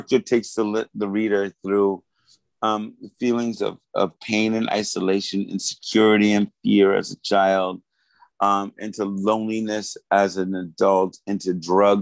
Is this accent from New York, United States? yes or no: yes; New York City, New York, United States; my growing up in New York City in the early 90s